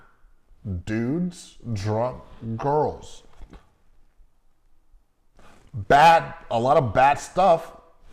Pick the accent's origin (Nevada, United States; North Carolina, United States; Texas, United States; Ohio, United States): Nevada, United States; Las Vegas; I'm from Vegas